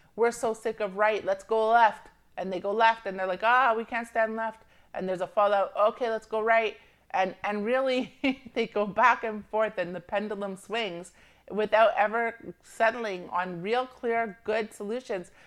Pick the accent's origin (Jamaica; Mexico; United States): Jamaica; I'm Jamaican, and I have family that's obviously Jamaican